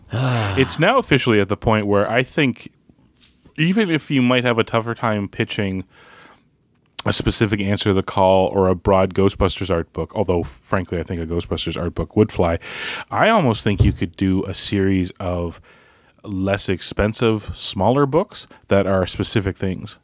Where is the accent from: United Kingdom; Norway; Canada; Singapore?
Canada; I'm Canadian